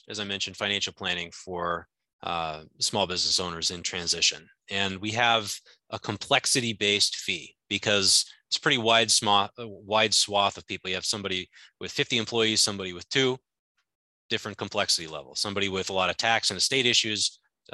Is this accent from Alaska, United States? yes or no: yes; Alaska, United States; moved away as an adult; also born or lived in upstate New York; I grew up in Alaska, went to college to play baseball in upstate New York